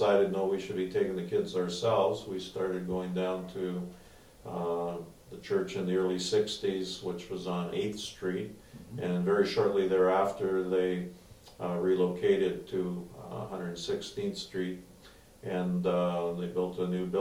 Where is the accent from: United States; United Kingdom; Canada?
Canada; Edmonton, Alberta; I was born and raised in Edmonton